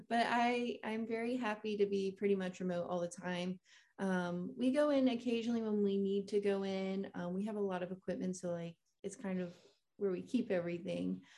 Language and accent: English; Kissimmee, Florida, United States; I grew up in Florida, um, in Kissimmee